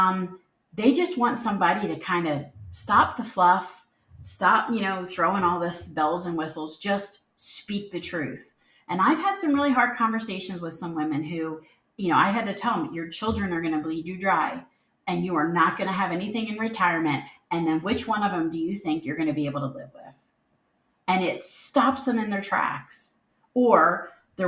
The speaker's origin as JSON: {"language": "English", "town": "Philadelphia", "region": "Pennsylvania", "country": "United States", "tie": "born or raised there", "also_born_or_lived": "the South (US)", "moved": "yes", "said": "I was born and raised in the Philadelphia area"}